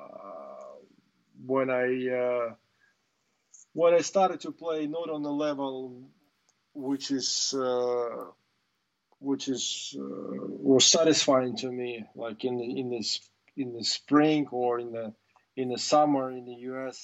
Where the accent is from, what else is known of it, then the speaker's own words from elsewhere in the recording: Russia; English is a second language; I was the first ever Russian to win the Grand Slam